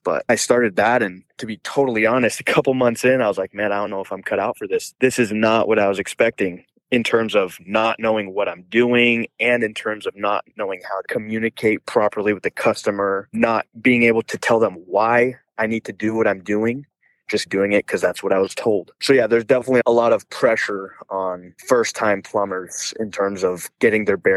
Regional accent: Queen Creek, Arizona, United States; I'm from the Queen Creek area

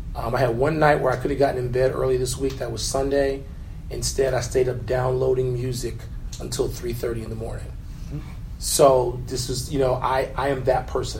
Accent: Chicago, Illinois, United States; a black man from the south side of Chicago.

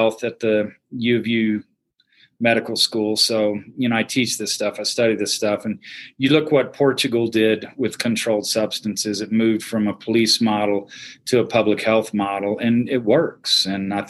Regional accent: Houston, Texas, United States; I grew up in Houston, and so, you know, city kid, big city

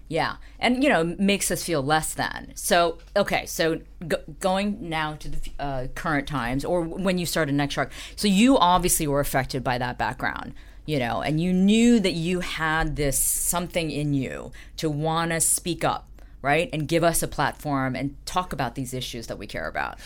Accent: Dayton, Ohio, United States; I grew up in Dayton, Ohio

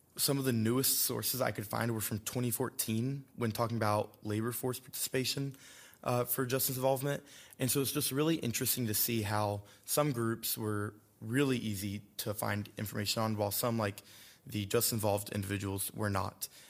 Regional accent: Randolph County, North Carolina, United States; I'm from Randolph County, North Carolina, um, a very rural community that I come from

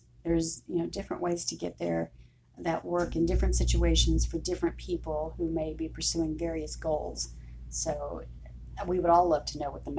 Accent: Houston, Texas, United States; I'm from Houston

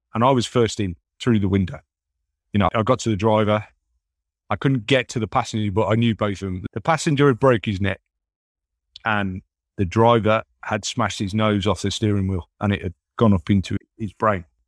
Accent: United Kingdom; moved away; my hometown back in the U K

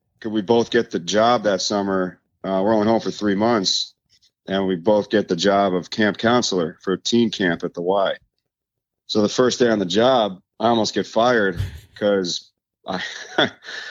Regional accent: Tampa, Florida, United States; also born or lived in New York; born in New York and moved to Florida when I was two. Oh. So I grew up in, you know, that Clearwater, Tampa area

